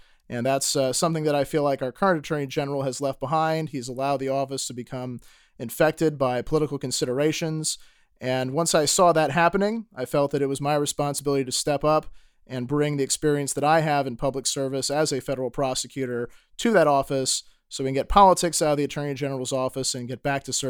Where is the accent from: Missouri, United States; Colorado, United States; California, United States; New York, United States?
Missouri, United States; St. Louis County; For those of you who don't know me … I grew up in St. Louis County, and I've been a 15-year resident of University City, just outside of St. Louis City.